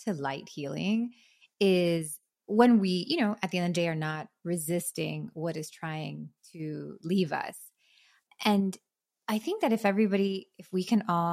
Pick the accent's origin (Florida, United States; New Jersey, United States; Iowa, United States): Florida, United States; Miami; moved away as an adult; now in North Carolina, United States; I'm from Miami, was raising my family there. My husband's from there. We're both Cuban kids